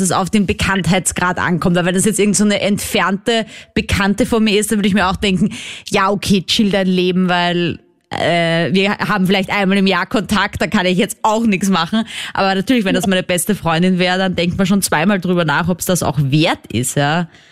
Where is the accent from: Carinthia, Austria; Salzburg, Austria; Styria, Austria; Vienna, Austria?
Vienna, Austria; ich bin ja aus Wien, das ist eine Großstadt